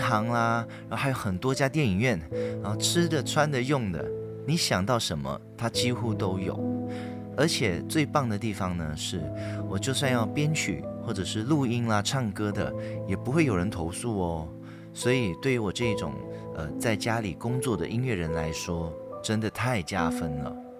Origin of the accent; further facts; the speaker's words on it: Malaysia; moved away as an adult; now in Taipei, Taiwan; 我在马来西亚从小到大的一些撞鬼经验